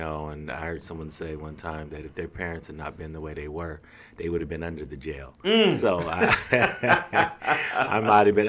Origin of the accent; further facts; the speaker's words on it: Lynwood, California, United States; also born or lived in Los Angeles, California; So I was born in Los Angeles, California. All right. Grew up in a place called Linwood.